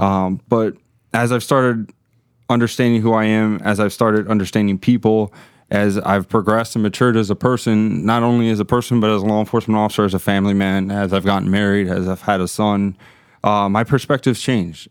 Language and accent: English; Miami, Florida, United States; moved away as an adult; also born or lived in Gainesville, Florida; born and raised in Miami